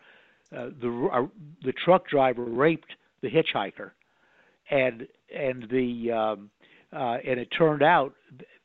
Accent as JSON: {"language": "English", "region": "Connecticut", "country": "United States", "said": "I was from Connecticut"}